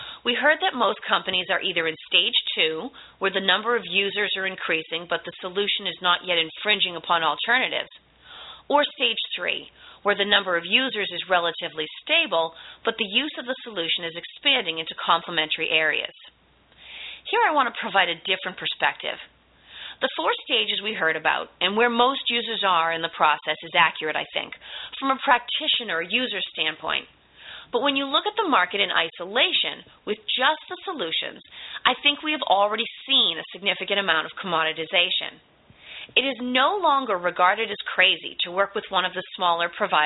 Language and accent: English; Boston, Massachusetts, United States; I'm from the Boston area, which means I am also a native fast speaker